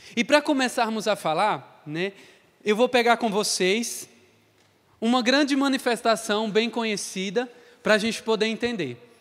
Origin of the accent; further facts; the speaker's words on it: Crato, Ceará, Brazil; eu sou do Ceará, sou do Crato